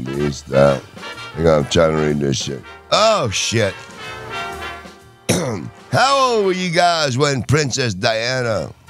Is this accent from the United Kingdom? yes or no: yes; England, United Kingdom; I'm from England.